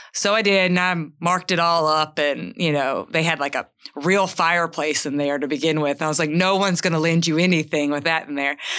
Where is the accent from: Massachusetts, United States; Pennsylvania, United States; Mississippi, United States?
Mississippi, United States; Charleston; I grew up in Tallahatchie County, in Charleston, Mississippi